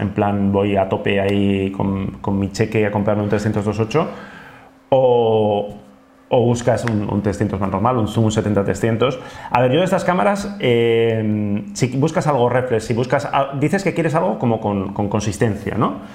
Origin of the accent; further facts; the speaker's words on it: Basque Country, Spain; los vascos somos más de bici